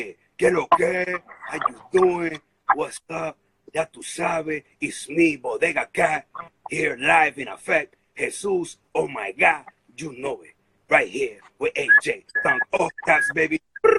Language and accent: English; Brooklyn, New York, United States; born there; A lot of people have a misconception that I came from Dominican Republic. But the truth is, man, I was born right here in Brooklyn.